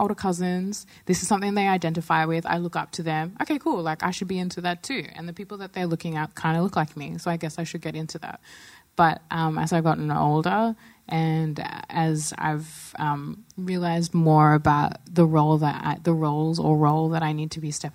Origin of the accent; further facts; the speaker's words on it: Pinjarra, Western Australia, Australia; I grew up in WA in the South Coast, about an hour south of Perth and 30 minutes inland, right near Pinjarra